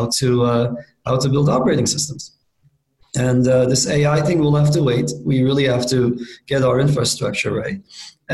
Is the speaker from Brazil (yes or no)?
no; Istanbul, Turkey; moved away as an adult; also born or lived in Princeton, United States; I grew up in Istanbul, Turkey